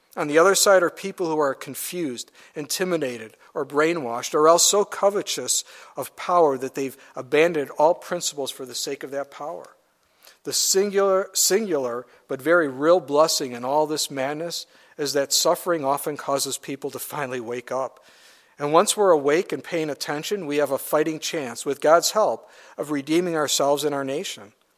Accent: United States; as an American

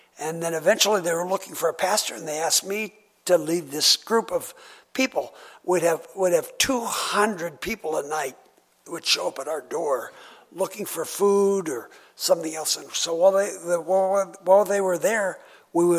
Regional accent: United States; I'm an American

